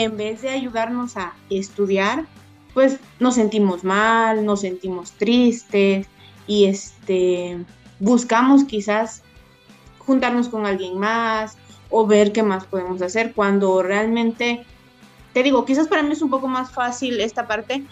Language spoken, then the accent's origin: Spanish; Oaxaca, Mexico; moved away as an adult; now in Tuxtla Gutiérrez, Mexico; yo soy de Oaxaca